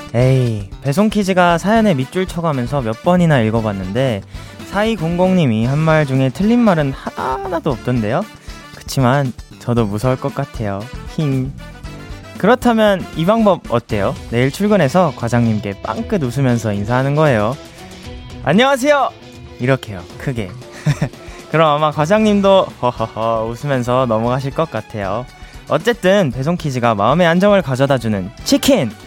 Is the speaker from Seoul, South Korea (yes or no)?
yes; Seoul, South Korea; 저도 서울 사람인데